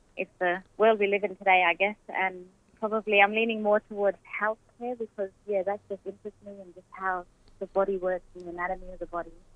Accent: Derby, the Kimberley and Perth, WA, Western Australia, Australia; moved away as an adult; now in Queensland, Australia; I was born in Derby and pretty much raised up in the Kimberley and Perth as well

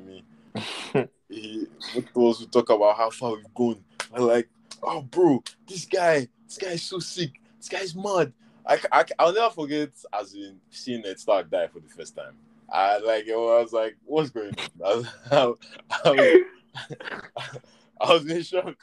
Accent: Nigeria; we grew up in Nigeria, guy, as in there was no HBO

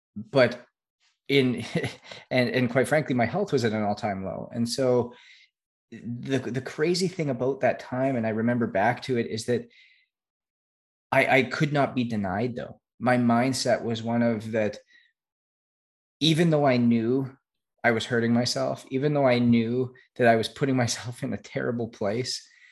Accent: Canada; I was obviously born and raised in Canada

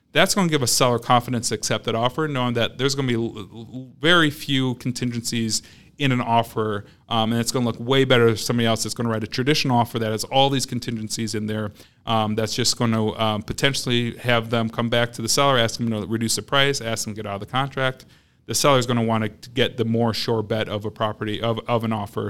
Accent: Madison, Wisconsin, United States; I'm born and raised in Madison, grew up here on the West Side

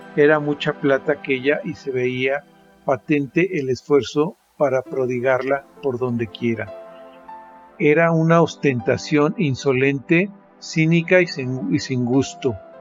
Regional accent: Mexico; soy mexicano, tengo 54 años y vivo en la ciudad de Toluca, México

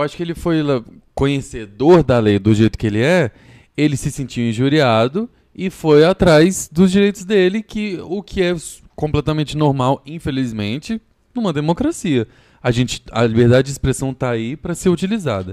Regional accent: Goiânia, Goiás, Brazil; moved away as an adult; now in São Paulo, Brazil

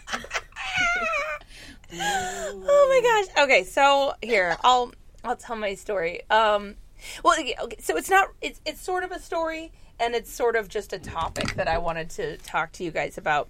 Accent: Minnesota, United States; I'm from Minnesota.

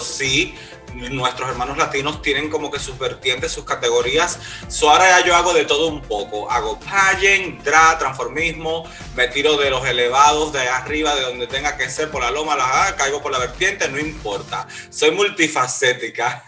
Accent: Cuba; now in Miami, United States; yo eh, vivo ahora mismo acá en Miami, soy de Cuba

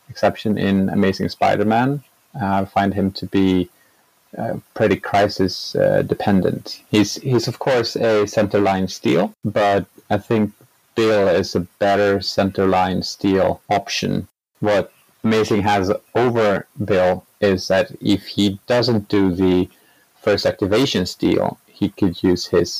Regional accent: Sweden; I'm from Sweden.

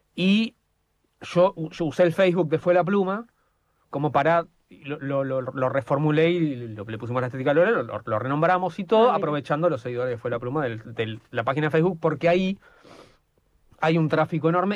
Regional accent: Buenos Aires, Argentina; somos de Buenos Aires

